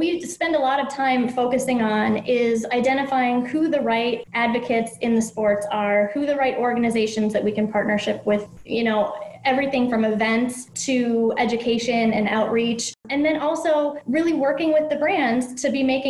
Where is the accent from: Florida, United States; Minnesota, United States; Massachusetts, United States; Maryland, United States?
Minnesota, United States; I was a terrible Minnesotan growing up in Minnesota